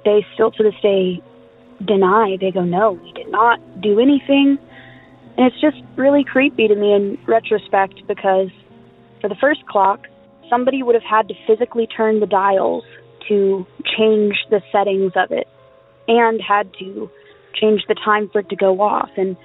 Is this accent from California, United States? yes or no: yes; California, United States; I'm from California